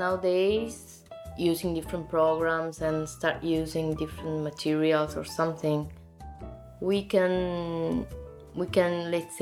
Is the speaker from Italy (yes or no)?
yes; Naples, Campania, Italy; English is a second language; also born or lived in Zurich; now in Milan, Italy; I come from Naples, as I said, and in my city, you can really feel still a real and old tradition